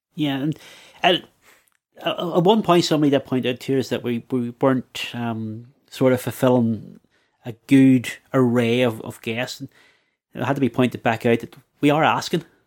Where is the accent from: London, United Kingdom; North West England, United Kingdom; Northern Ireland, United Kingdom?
Northern Ireland, United Kingdom; Belfast; as a young lad growing up in the Shankill